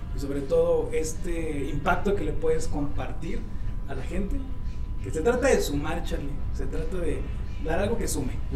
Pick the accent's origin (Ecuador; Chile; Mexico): Mexico; como mexicano